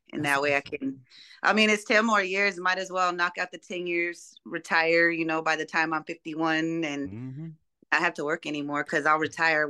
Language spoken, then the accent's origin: English; Denver, Colorado, United States; From Colorado.